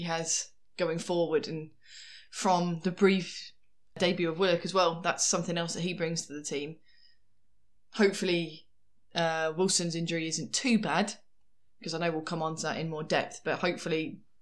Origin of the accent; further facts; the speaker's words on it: Leicester, East Midlands, United Kingdom; I'm from Leicester. My family's from Leicester